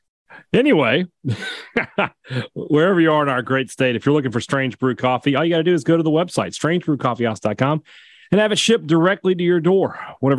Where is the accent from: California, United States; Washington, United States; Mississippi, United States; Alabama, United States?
Mississippi, United States; Vicksburg; now in Starkville, United States; my hometown of Vicksburg, Mississippi